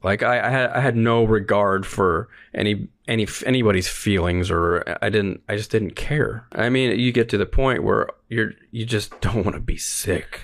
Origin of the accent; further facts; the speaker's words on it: North Pole, Alaska, United States; I was born and raised in North Pole, Alaska